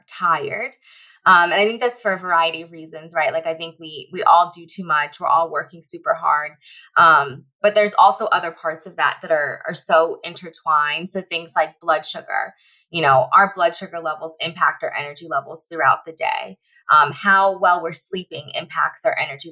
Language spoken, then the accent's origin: English; Northern Virginia, United States; now in Los Angeles, United States; I live in LA now, but I'm originally from the Northern Virginia area